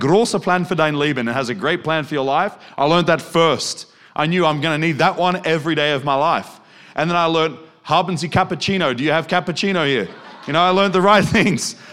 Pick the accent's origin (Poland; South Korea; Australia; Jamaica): Australia; moved away; also born or lived in Germany; I'm not German. Look at me, I'm Australian.